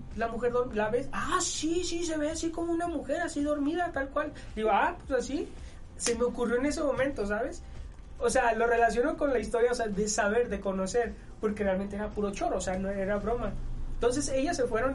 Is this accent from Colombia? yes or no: no; Mexico